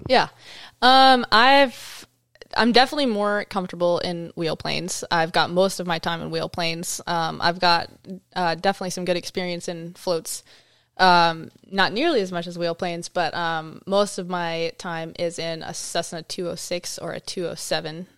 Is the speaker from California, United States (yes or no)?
yes; California, United States; moved away as an adult; now in Alaska, United States; I grew up in California